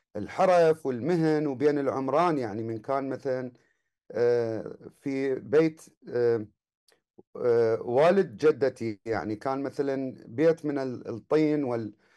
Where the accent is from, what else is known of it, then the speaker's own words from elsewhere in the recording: Baghdad, Baghdad Governorate, Iraq; الولادة كانت في آه، آه، في الكرادة الشرقية